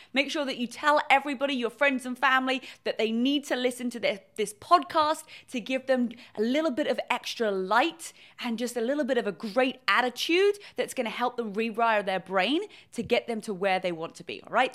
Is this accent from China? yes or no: no; England, United Kingdom; moved away as an adult; now in California, United States; I'm originally from England. I moved to California